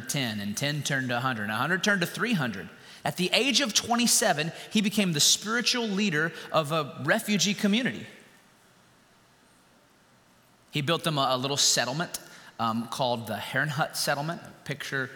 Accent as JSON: {"language": "English", "town": "Winston-Salem", "region": "North Carolina", "country": "United States", "tie": "born or raised there", "said": "I was raised in Winston-Salem, North Carolina"}